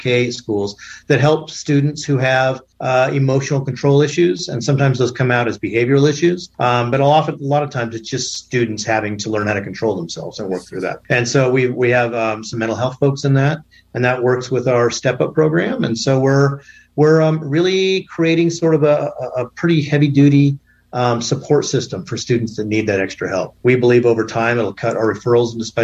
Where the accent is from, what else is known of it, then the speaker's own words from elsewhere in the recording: Southern Oregon, United States; I grew up in Southern Oregon